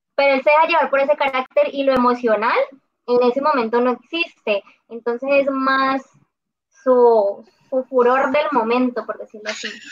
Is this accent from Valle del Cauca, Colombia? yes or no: yes; Cali, Valle del Cauca, Colombia; como toda caleña, me gusta la salsa